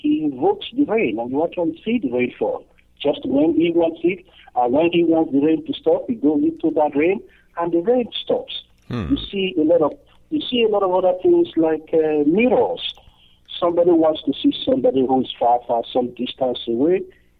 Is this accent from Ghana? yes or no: no; Nigeria; moved away; I am originally from Nigeria